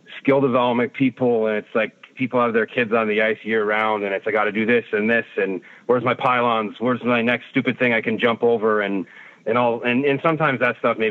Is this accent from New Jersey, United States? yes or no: no; outside Detroit, Michigan, United States; moved away as an adult; now in Toronto, Canada; I grew up mostly outside Detroit